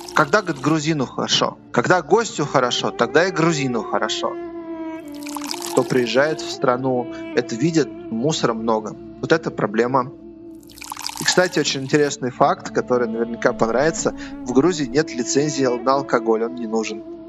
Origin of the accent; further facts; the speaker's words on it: Moscow, Russia; moved away as an adult; now in Tbilisi, Georgia; Я родился в Москве и прожил там, получается, 40 лет